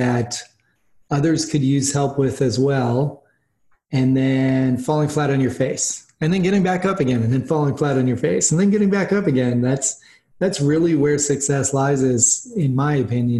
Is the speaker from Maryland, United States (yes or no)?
no; Boston, Massachusetts, United States; I grew up in Boston